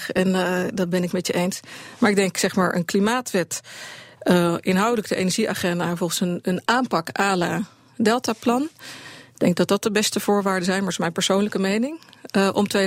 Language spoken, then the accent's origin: Dutch; Netherlands; dat is een groot verschil als Nederlander. Als je geboren wordt, het eerste wat je leert is dat als een gaatje in de dijk zit, dat je je vinger erin moet steken.